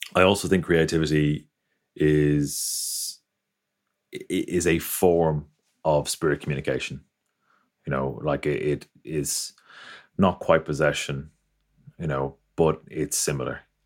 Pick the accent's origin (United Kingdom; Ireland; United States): Ireland; I grew up in Ireland, came from a Catholic background.